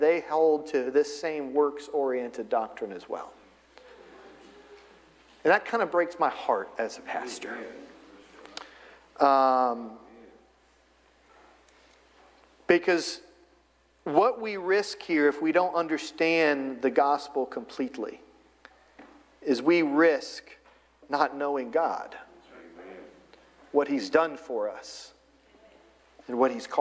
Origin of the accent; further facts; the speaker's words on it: Florida, United States; moved away as an adult; also born or lived in Ohio / Northern Virginia / Eastern Virginia; So we've lived in Florida. I grew up in Florida.